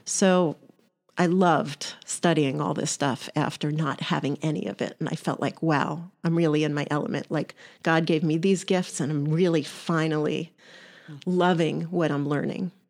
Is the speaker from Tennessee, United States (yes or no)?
no; New York, United States; now in Pittsburgh, United States; Originally, I'm a New Yorker